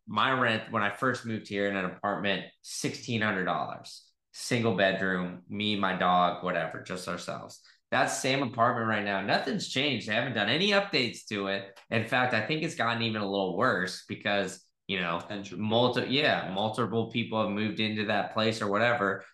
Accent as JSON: {"language": "English", "region": "Texas", "country": "United States", "tie": "born or raised there", "said": "I grew up in Texas."}